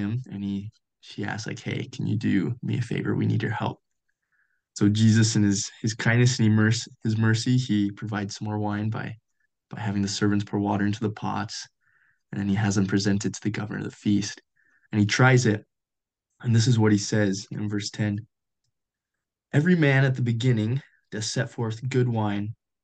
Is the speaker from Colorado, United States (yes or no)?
yes; Colorado, United States; moved away as an adult; now in Utah, United States; I grew up in Colorado.